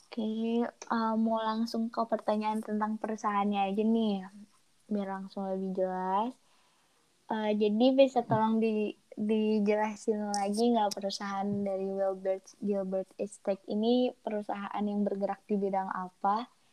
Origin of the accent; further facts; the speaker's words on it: Bandung, West Java, Indonesia; Aku asli orang Bandung dan tinggal di Bandung, tepatnya di Antapani.